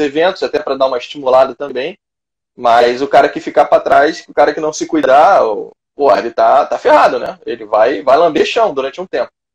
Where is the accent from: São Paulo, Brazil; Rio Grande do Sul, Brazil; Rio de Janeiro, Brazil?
Rio de Janeiro, Brazil; estado do Rio de Janeiro, minha terra natal